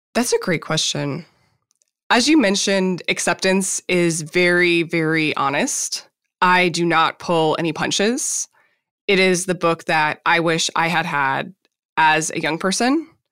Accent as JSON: {"language": "English", "region": "Minnesota", "country": "United States", "tie": "born or raised there", "said": "I grew up in Minnesota"}